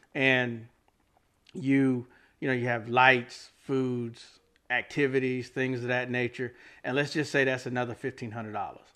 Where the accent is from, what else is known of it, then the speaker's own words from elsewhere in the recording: Fayetteville, North Carolina, United States; moved away as an adult; now in Raleigh, United States; I'm originally from Fayetteville